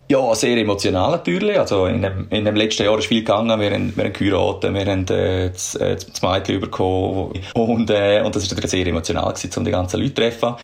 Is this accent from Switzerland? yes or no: yes; Switzerland; moved away as an adult; now in Australia; in der Schweiz, in meiner Heimat